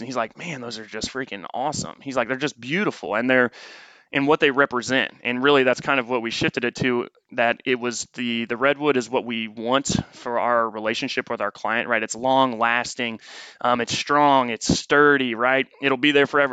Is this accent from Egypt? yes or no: no; Noblesville, Indiana, United States; moved away as an adult; also born or lived in St. Louis, Missouri; now in Austin, United States; we were just north of Indianapolis in a small town called Noblesville, Indiana. Um, was raised there